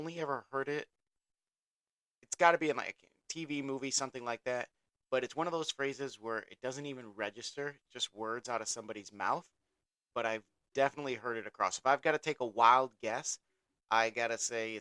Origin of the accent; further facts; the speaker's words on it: Chicago, Illinois, United States; we're from Chicago